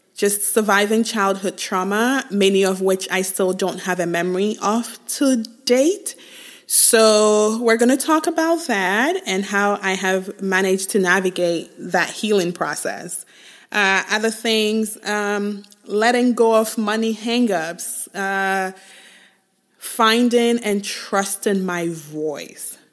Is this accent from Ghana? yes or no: yes; Ghana; moved away as an adult; also born or lived in Nigeria / England; now in United States; I was born in Nigeria, grew up in Ghana, moved to the U S when I was twenty-one